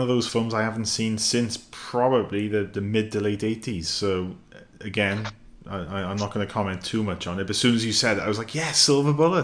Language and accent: English; United Kingdom; being a Brit